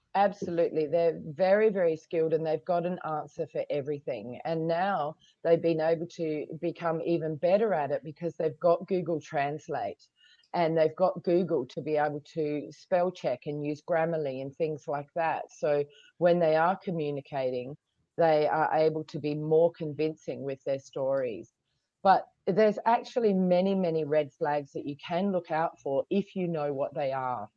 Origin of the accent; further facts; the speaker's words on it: Australia; now in Hong Kong; I come from Australia, but I'm living in Hong Kong